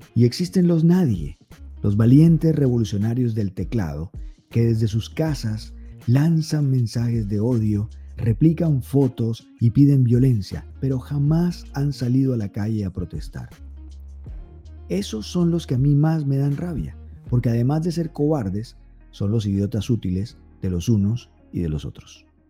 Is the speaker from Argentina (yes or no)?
no; Colombia; yo soy colombiano